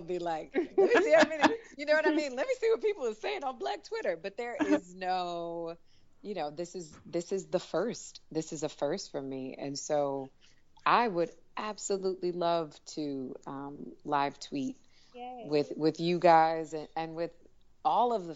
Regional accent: Detroit, Michigan, United States; moved away; also born or lived in Washington, D.C.; I grew up in Detroit. I went to school in D.C.

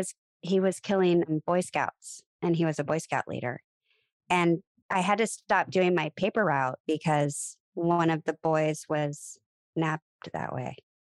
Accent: Bellevue, Nebraska, United States; moved away as an adult; also born or lived in Omaha; I'm from Bellevue, Lincoln. My family is there now

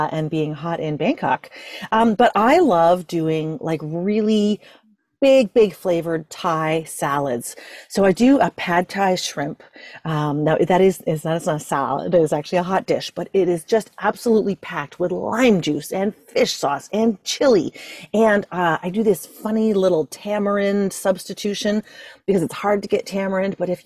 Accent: Ireland; I'm Irish

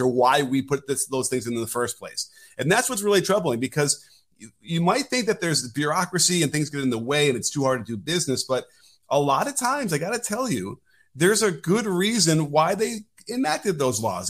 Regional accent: Chicago, Illinois, United States; growing up in Chicago, we were, you know, weaned on, up in Sinclair, the jungle

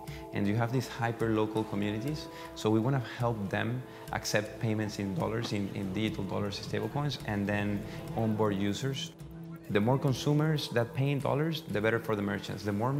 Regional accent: Venezuela; Growing up in Venezuela

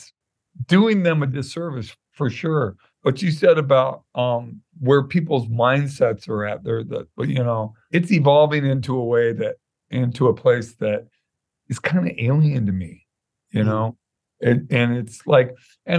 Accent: Santa Monica, California, United States; also born or lived in Culver City, California; I was born in Santa Monica Hospital and grew up in Santa Monica off and on

